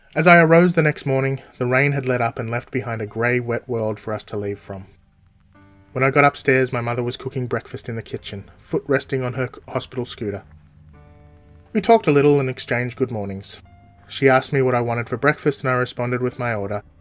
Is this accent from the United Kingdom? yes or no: no; Melbourne, Victoria, Australia; also born or lived in Townsville, Queensland; I was born in Melbourne, Australia, all the way back in 1978